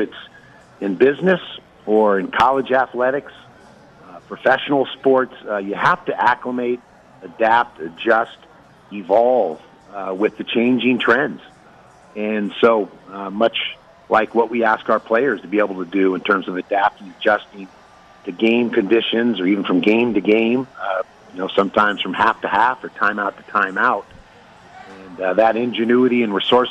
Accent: San Francisco, California, United States; now in San Diego, United States; I grew up on the West Coast, born and raised in the San Francisco, Northern California area

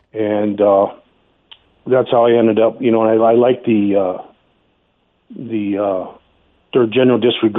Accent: Montana, United States; growing up in Montana here

